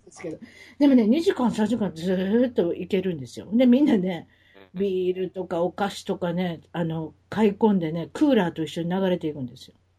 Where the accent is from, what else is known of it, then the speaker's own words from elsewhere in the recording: Kansai, Japan; accent: Kansai dialect; moved away as an adult; now in Orange County, United States; 関西弁で行かせていきます